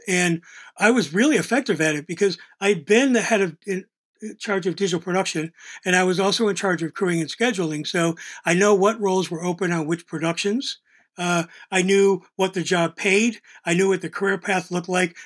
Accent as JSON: {"language": "English", "town": "Buffalo", "region": "New York", "country": "United States", "tie": "born or raised there", "also_born_or_lived": "Pittsburgh / Los Angeles", "moved": "as an adult", "said": "I was this kid from Buffalo"}